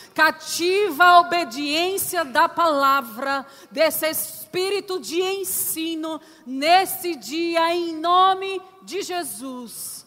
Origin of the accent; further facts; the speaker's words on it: Northeast Region, Brazil; eu sou nordestina para os visitantes, né? Então tem algumas palavrinhas que a gente usa que é um pouco diferente.